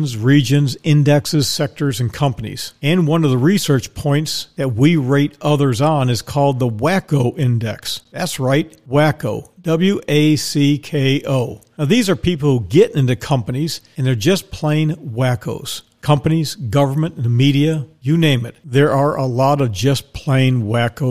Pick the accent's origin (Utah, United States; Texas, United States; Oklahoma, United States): Texas, United States; in Texas, which happens to be my home state